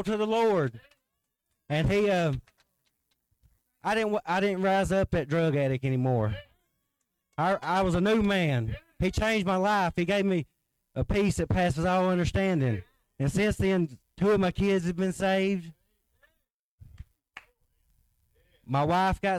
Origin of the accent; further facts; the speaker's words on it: Midway, United States; I grew up around Midway in Suwannee area.